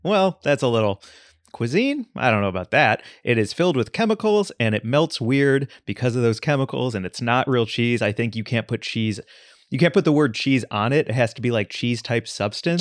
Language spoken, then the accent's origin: English; St. Louis, Missouri, United States; moved away; I grew up in Saint Louis, Missouri